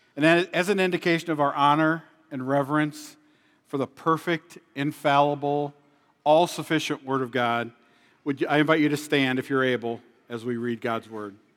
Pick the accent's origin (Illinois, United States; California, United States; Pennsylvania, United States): Illinois, United States; moved away as an adult; now in South Dakota, United States; I was born and raised in Illinois for the first forty-eight years of my life before moving here to South Dakota in two thousand eleven.